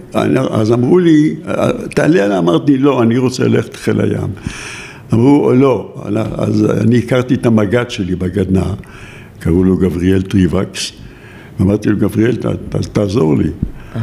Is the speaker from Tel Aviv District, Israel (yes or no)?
yes; Givatayim, Tel Aviv District, Israel; born or raised there; also born or lived in Jaffa